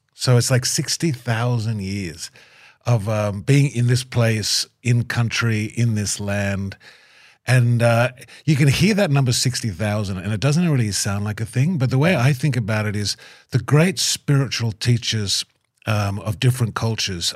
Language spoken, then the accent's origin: English; Tamworth, New South Wales, Australia; moved away; so Tamworth growing up for me was just one of those sort of, I, you know, beautiful country, you know, experience growing up. And I grew up on a farm just out past the airport